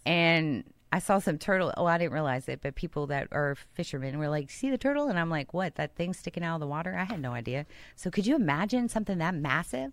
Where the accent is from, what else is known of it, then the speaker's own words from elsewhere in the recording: Houston, Texas, United States; I grew up in Houston